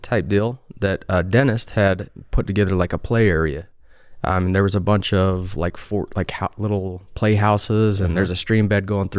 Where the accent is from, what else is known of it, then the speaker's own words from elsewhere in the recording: Spanish Fork, Utah, United States; moved away as an adult; also born or lived in Okinawa; I am from Spanish Fork, Utah.